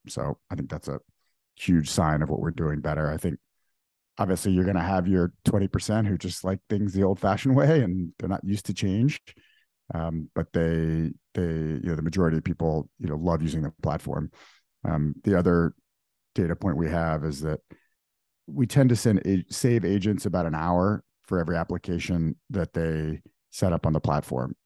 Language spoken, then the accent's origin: English; New Orleans, Louisiana, United States; moved away as an adult; also born or lived in Dubai; now in New York, United States; I grew up in New Orleans. Um, was born in Dubai, moved to New Orleans at age three, lived there for fifteen years through, through high school